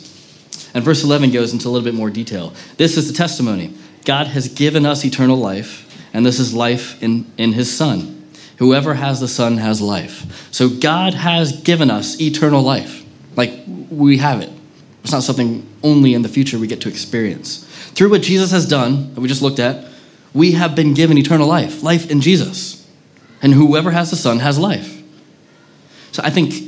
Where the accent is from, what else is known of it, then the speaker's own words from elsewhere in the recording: United States; now in Manchester, United Kingdom; especially as an American